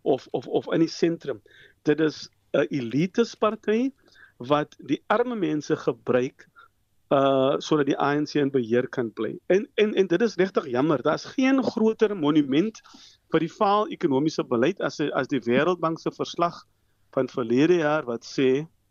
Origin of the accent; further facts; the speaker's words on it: South Africa; as Suid-Afrikaners